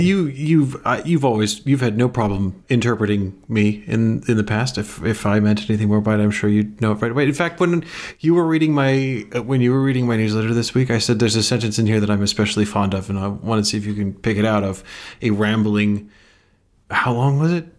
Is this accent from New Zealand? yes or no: no; England, United Kingdom; now in United States; I was not born in Engl-, I was educated there